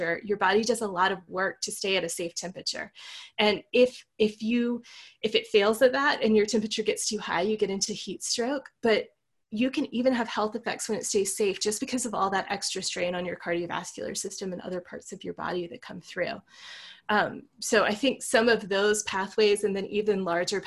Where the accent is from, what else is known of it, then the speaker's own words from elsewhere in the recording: Virginia near the coast, United States; now in Colorado, United States; Where I grew up in Virginia near the coast, we almost never got snow